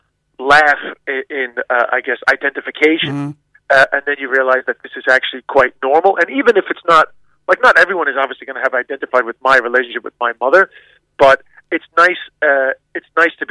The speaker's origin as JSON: {"language": "English", "town": "New York City", "region": "New York", "country": "United States", "tie": "born or raised there", "said": "I grew up in Queens, which is actually, I think, the most culturally diverse place on the planet"}